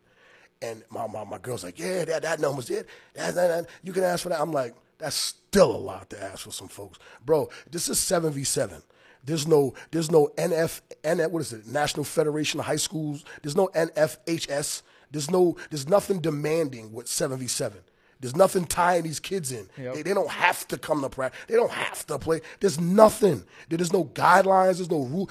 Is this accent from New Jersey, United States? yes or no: yes; Long Branch, New Jersey, United States; moved away as an adult; also born or lived in Maryland; now in Rhode Island, United States; I'm from Long Branch, New Jersey